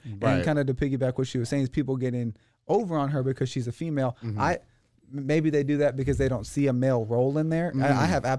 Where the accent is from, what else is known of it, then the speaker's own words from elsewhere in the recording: New Jersey, United States; moved away; New Jersey. We come from New Jersey.